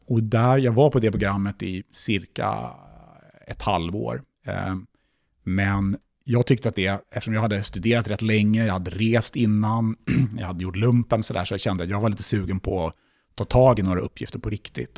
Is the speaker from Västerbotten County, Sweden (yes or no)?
no; Stockholm, Stockholm County, Sweden; jag kom ju från Stockholm och jag läste i Stockholm. Så självklart hade jag ganska stort umgänge redan på plats runt omkring från min, från min uppväxt